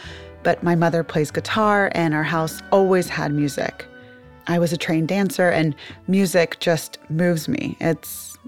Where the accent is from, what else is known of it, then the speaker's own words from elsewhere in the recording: Atlanta, Georgia, United States; I grew up in Atlanta. My dad's WASPy family has been in Georgia since the Revolutionary War, and my mom is obviously a proud Brooklyn Jew.